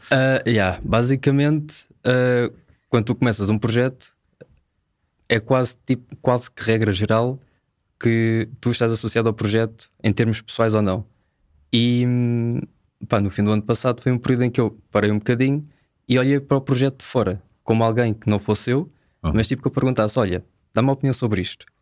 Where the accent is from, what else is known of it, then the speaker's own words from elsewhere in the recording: Amadora, Lisbon, Portugal; sou da Amadora